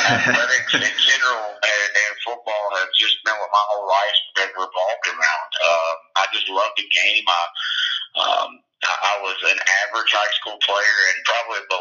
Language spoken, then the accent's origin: English; Dallas, Georgia, United States; moved away as an adult; also born or lived in Maryville, Tennessee / Carrollton, Georgia; I'm from Paulding County, Dallas, Georgia. I played high school football there, and my whole family still lives there for the most part, so I'm scattered out just a little bit, but that's home